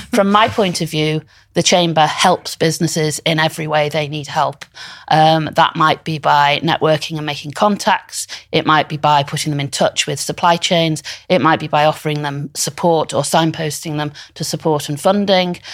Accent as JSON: {"language": "English", "town": "Liverpool", "region": "North West England", "country": "United Kingdom", "said": "I, I'm from Liverpool. I went to Waite University and Law College and I came back"}